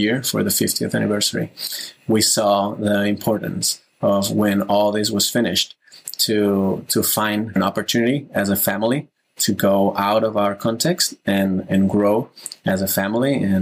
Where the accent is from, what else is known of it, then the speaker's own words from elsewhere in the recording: Barcelona, Catalonia, Spain; moved away as an adult; now in New York City, United States; I'm … from Barcelona, currently living in New York City right now